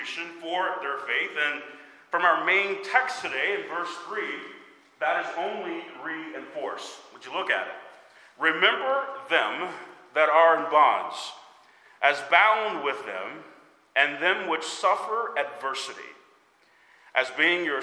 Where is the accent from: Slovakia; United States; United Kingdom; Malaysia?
United States; As American believers